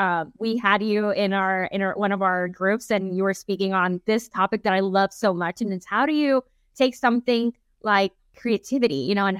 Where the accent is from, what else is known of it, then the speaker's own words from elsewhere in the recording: Nicaragua; I'm very biased, of course, because I'm from Nicaragua